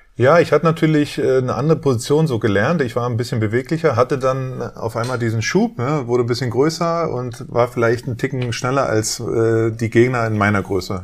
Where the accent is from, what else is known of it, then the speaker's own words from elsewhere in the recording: Berlin, Germany; ich bin in Westberlin aufgewachsen, in Wedding